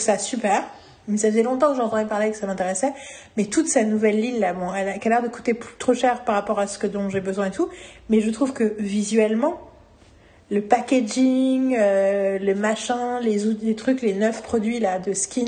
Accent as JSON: {"language": "French", "town": "Paris", "region": "Île-de-France", "country": "France", "said": "je suis parisienne"}